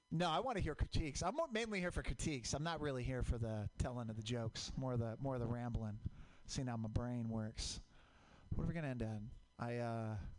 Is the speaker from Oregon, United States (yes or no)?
yes; Portland, Oregon, United States; I grew up in Portland, Mount Hood, volcanic